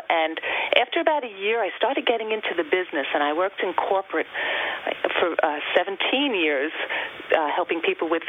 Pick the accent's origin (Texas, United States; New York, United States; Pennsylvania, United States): New York, United States; Long Island; I am Long Island born and bred. I've lived my entire life on Long Island in different areas of Long Island, but I've raised my family here, and uh, this is my home.